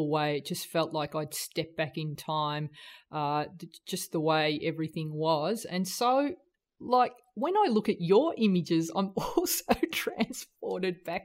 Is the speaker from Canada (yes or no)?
no; Australia; also born or lived in New Zealand; that sort of carefree childhood that I had growing up in Australia and New Zealand